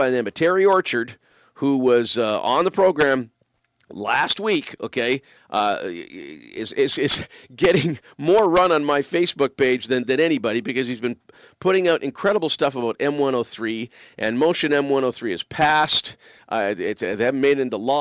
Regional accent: Windsor, Ontario, Canada; moved away; I grew up in the shadow of the Ambassador Bridge. Windsor is my hometown

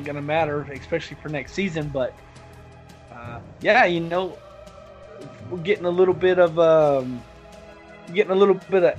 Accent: the South, United States; I'm from the South

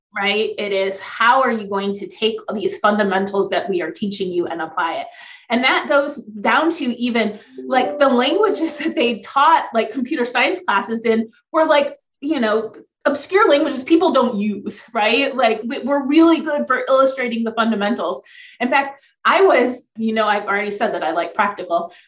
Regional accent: Ohio, United States; I grew up in Ohio. So I'm on Lake Erie

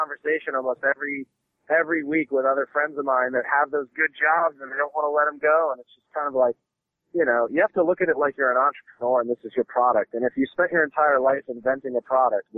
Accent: Philadelphia, Pennsylvania, United States; moved away as an adult; now in Los Angeles, United States; I grew up in South Philly

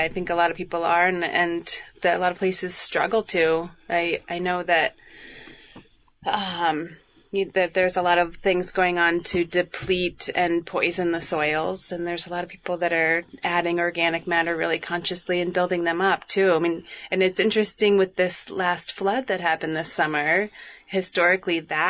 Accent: Moretown, Vermont, United States; Growing up in Moortown

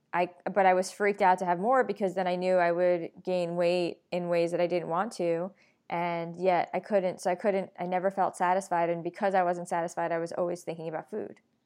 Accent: New York, United States; I'm a New Yorker.

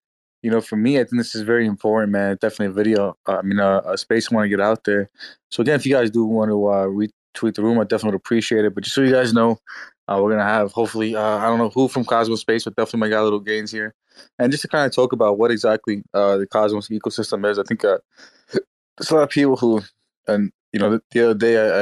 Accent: New York, United States; I'm New York, man. I'm New York, but I actually have a lot of family in Detroit area

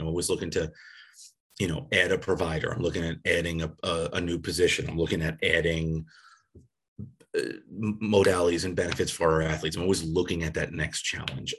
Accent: Long Island, New York, United States; moved away; where I grew up on Long Island, New York

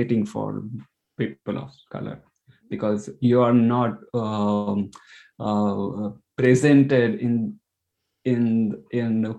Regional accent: India; moved away as an adult; now in Ireland; So I'm from India, and I'm living in Ireland for 9 years.

